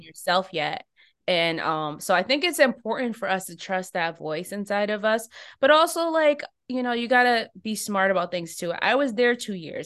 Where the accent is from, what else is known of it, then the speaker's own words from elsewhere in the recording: United States; I'm an American.